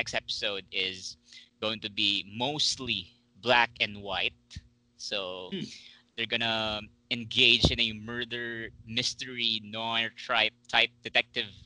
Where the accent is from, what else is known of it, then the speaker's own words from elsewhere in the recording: Philippines; Me being a Filipino